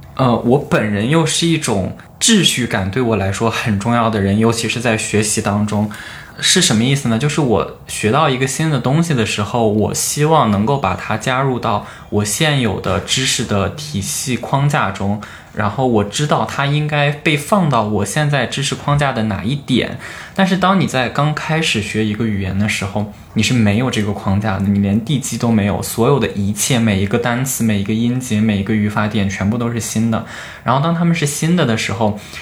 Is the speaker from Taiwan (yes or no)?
no; Henan, China; moved away as an adult; now in Beijing, China; 我是和男的考生